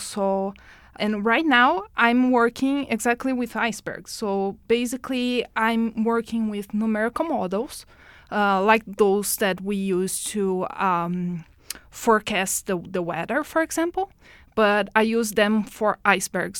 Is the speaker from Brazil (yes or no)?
yes; Brazil; moved away as an adult; now in Edmonton, Canada; born in Brazil.